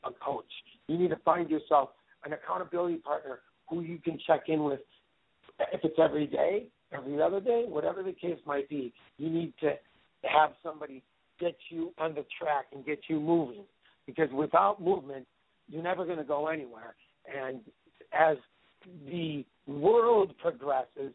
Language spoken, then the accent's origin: English; Wisconsin, United States; moved away; back 30 years ago, I came from Wisconsin. My dad worked for the Wisconsin Gas Company